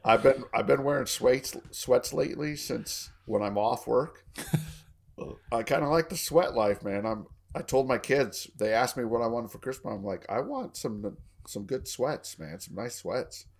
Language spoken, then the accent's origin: English; Colorado, United States; now in Texas, United States; It's my home state. I'm thinking about moving back up there when I retire